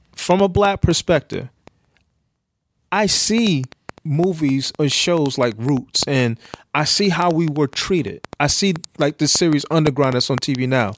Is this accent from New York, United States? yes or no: yes; New York, United States; i grew up in New York